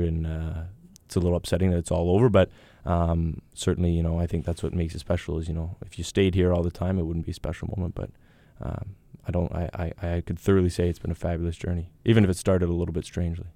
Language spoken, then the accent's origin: English; Thunder Bay, Ontario, Canada; moved away as an adult; also born or lived in England; we're from the north